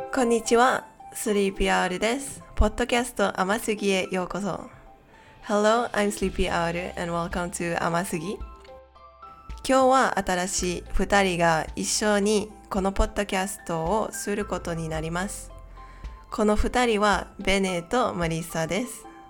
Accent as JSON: {"language": "Japanese", "country": "Malaysia", "second_language": "Japanese", "said": "私はマレーシア人なんですけど"}